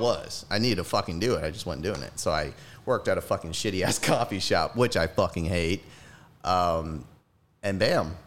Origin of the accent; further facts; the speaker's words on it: Gulfport, Mississippi, United States; moved away as an adult; now in Dallas, United States; Born and raised in Gulfport, Mississippi